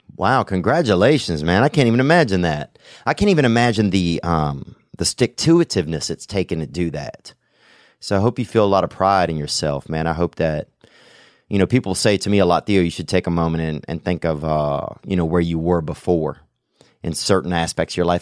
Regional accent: the South, United States; accent: Southern; moved away as an adult; now in Los Angeles, United States; growing up in the South, dude, you, there's a lot more racial shit you grew up around

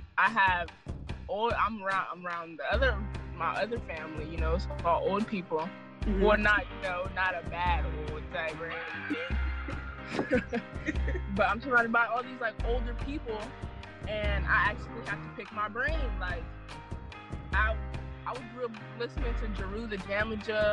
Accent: San Diego, California, United States; I'm from San Diego, California

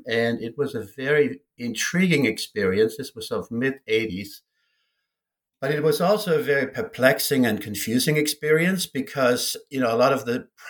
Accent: Germany; I grew up in West Germany, and frankly, I knew very little about East Germany.

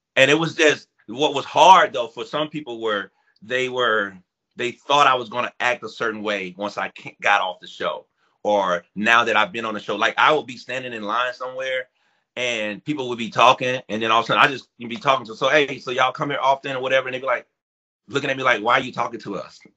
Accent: Foley, Alabama, United States; where I grew up in Foley, Alabama

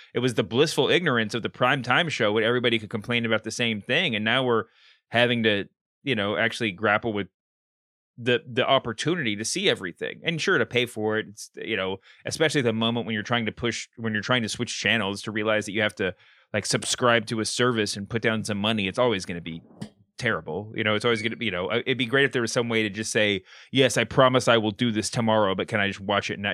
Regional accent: Kentucky, United States; I grew up in Kentucky where, um, Colonel is an official state awarded designation

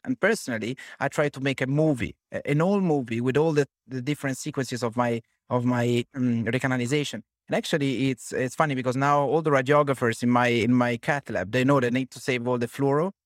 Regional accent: Genoa, Liguria, Italy; I'm from Genoa

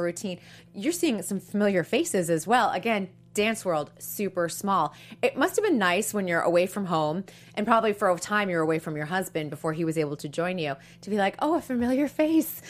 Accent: Boston, Massachusetts, United States; that's my hometown, Boston

